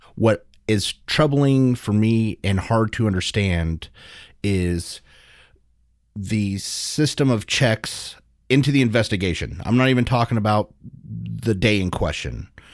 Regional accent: United States; as an American and as a medical professional

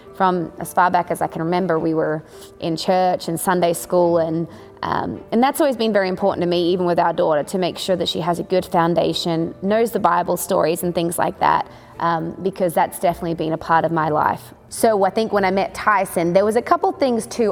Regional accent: Australia; moved away as an adult; also born or lived in Nashville, Tennessee; now in Texas, United States; born and raised in Australia. I grew up in a rodeo family

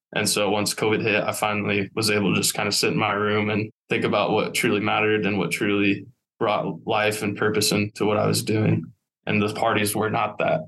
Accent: Warsaw, Indiana, United States; born and raised in Warsaw

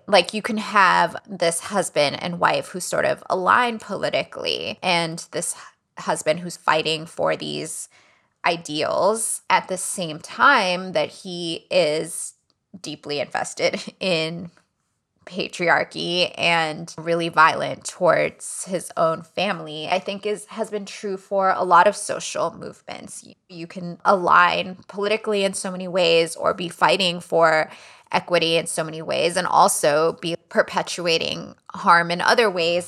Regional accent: Miami, Florida, United States; Cuban American families who I grew up around in Miami

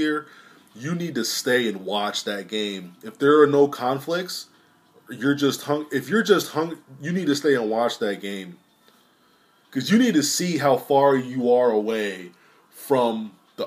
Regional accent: Sterling, Virginia, United States; I'm from Lowell, Sterling, Virginia

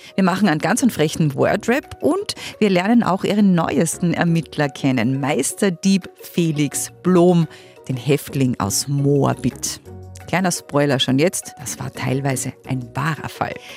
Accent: Carinthia, Austria; moved away; also born or lived in Linz; Ich bin eigentlich ursprünglich Kärntnerin.

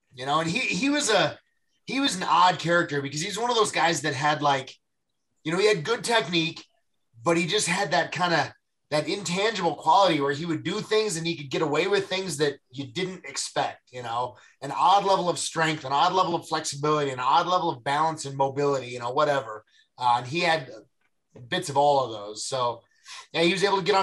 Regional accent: United States; it's in my hometown

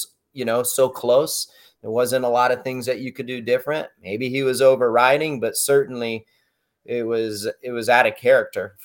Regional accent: United States; born and raised in the States

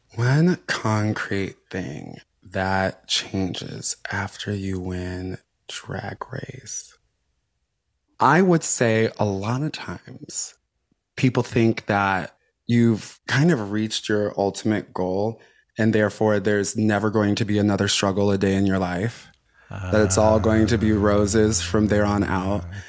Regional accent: Chicago, Illinois, United States; connects me to my roots, not only as, like, a queer person, but also as, like, a Black person, uh, as a Chicagoan

